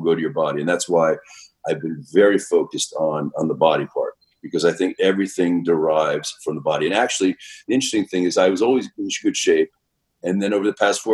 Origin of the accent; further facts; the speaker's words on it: New York City, New York, United States; I grew up in Manhattan, Upper West Side, dead-end block at a brownstone